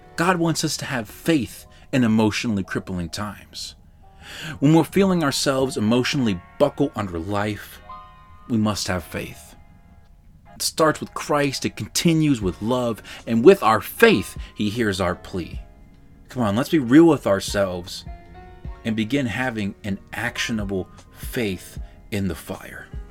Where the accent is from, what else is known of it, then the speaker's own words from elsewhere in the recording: Baltimore, Maryland, United States; I'm from Baltimore City